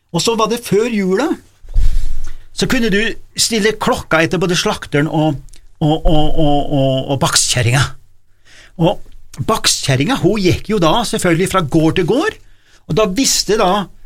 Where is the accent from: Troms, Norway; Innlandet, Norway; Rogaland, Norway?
Innlandet, Norway; Nord-Gudbrandsdalen; Oppe i Nord-Gudbrandsdalen, for eksempel, det var jo ikke noe gatelys der jeg vokste opp